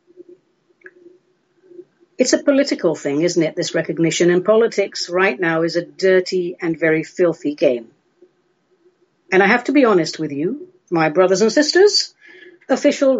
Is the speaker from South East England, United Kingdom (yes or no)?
no; London, United Kingdom; moved away as an adult; now in Oregon, United States; I grew up in the UK, in London. I was educated in the UK. I'm still very much a London girl.